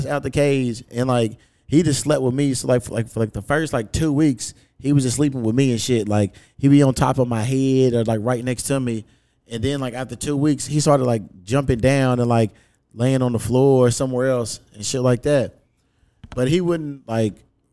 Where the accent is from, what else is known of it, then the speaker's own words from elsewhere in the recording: Louisville, Kentucky, United States; the hood where I grew up out in Newburgh